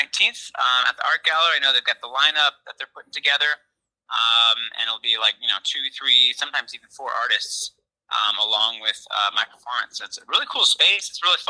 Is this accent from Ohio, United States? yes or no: no; Silver Spring, Maryland, United States; also born or lived in Boonsboro, Maryland; So I was kind of born and raised in Silver Spring, Maryland. Right now I'm living out in Western Maryland. It's a town called Boonesboro outside Frederick. So kind of went from the suburbs into the country, you could say.